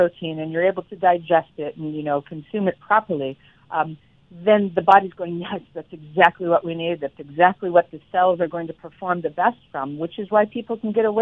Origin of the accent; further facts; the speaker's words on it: Chicago, Illinois, United States; now in Florida, United States; I'm originally from the Midwest Chicago area